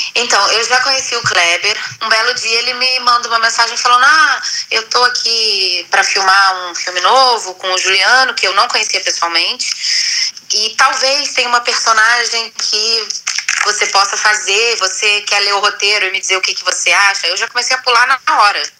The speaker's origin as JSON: {"language": "Portuguese", "country": "Brazil", "said": "não sou descendente de nada, eu sou totalmente brasileira"}